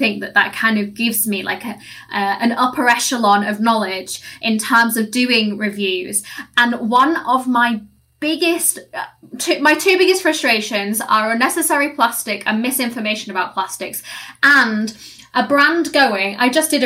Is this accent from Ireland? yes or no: no; United Kingdom; my own country, my own land where I'm from